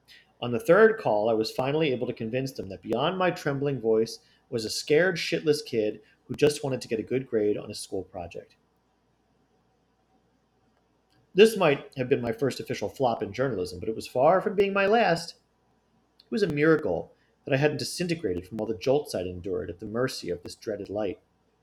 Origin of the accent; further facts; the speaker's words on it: North Tonawanda, New York, United States; a prized historic landmark located in my hometown of North Tonawanda.